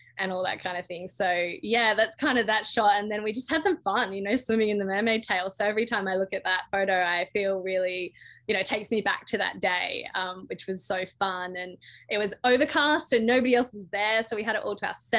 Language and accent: English; Western Australia, Australia; Western Australia is my home state, and I've just got a really special connection with the down south. I actually live and work in the southwest now